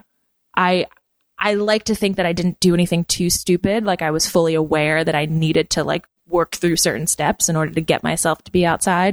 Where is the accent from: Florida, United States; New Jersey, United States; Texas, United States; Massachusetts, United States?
New Jersey, United States; now in New Paltz, United States; I grew up in New Jersey and I grew up on the ocean